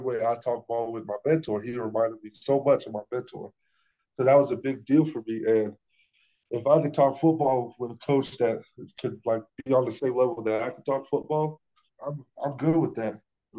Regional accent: Florida, United States; moved away; my hometown school, University of South Florida

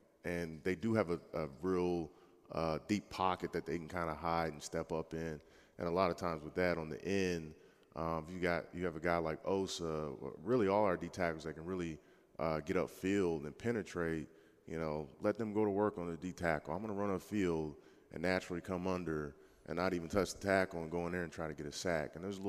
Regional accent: Jacksonville, Florida, United States; born there; also born or lived in Tennessee / Alabama / Ohio / Missouri; I was born in Jacksonville.

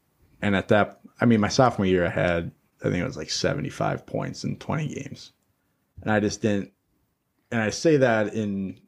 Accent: Rosemount, Minnesota, United States; Rosemount, where I grew up in Rosemount

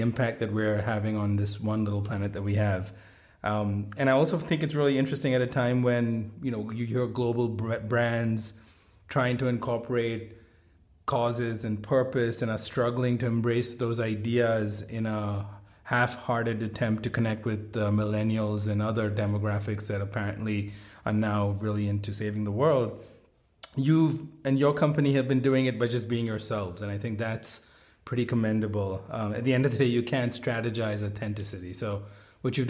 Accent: India; now in United States; I grew up in India

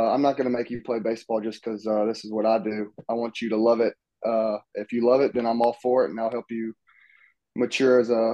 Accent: Laurel, Mississippi, United States; now in Hattiesburg, United States; I'm from Laurel, about 35 minutes away from Hattiesburg. It's just I played baseball around there my whole life.

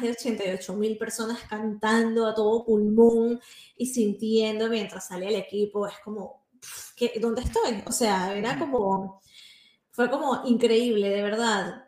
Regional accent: Venezuela; accent: Venezuelan; now in Spain; son venezolanos y hablan como venezolanos

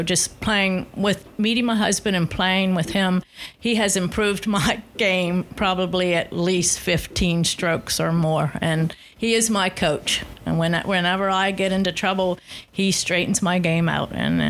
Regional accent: McConnellsburg, Pennsylvania, United States; Yes, originally? I'm from McConnellsburg.

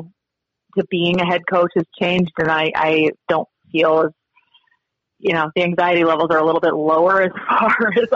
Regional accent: Idaho, United States; now in Montana, United States; growing up in Idaho and then living in Montana.

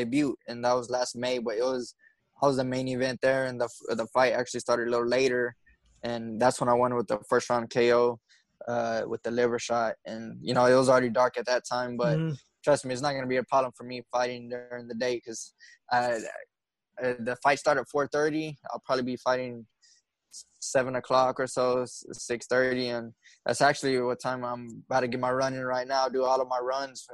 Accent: Midland, Texas, United States; I'm Midland born, Midland bred, you know, graduated from Midland High School

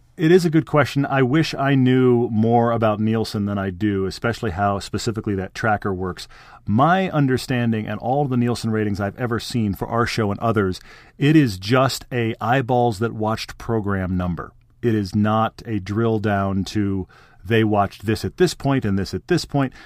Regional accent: Texas, United States; I grew up in Texas

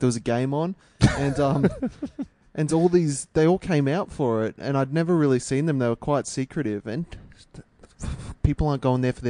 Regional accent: Canberra, Australian Capital Territory, Australia; now in Sydney, Australia; I'm from Canberra.

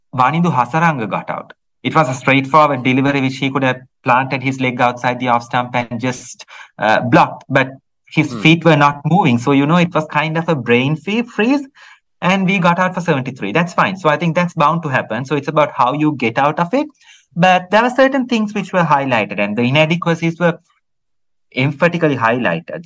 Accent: Sri Lanka; any Sri Lankan

